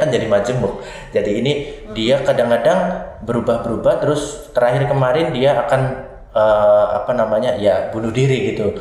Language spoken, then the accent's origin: Indonesian; Banyumas, Central Java, Indonesia; saya mulai belajar tari tradisi sejak waktu saya SMA, hmm. SMK Sendang Mas Banyumas di Banyumas